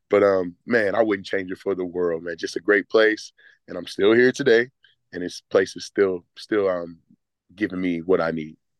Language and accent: English; Texas, United States; moved away as an adult; also born or lived in Greenville, South Carolina; now in Atlanta, United States; Grew up in Texas my whole life